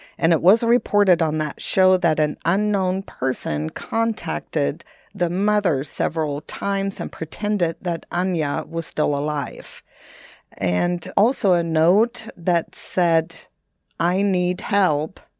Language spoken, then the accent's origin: English; Bremerhaven, Bremen, Germany; moved away; Bremerhaven, which is my hometown